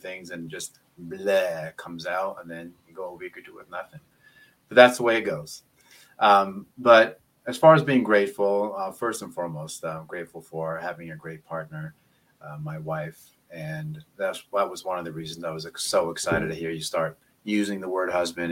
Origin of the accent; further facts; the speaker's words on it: Los Angeles, California, United States; now in North Pocono, United States; I grew up in Los Angeles